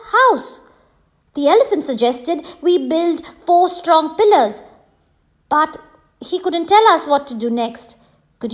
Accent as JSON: {"language": "English", "region": "Jharkhand", "country": "India", "tie": "born or raised there", "said": "my home state, Jharkhand"}